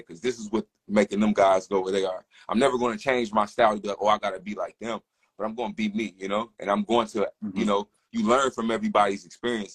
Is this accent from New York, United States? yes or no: no; West Virginia, United States; now in Charlotte, United States; I'm originally from West Virginia, so they always did a Juneteenth festival growing up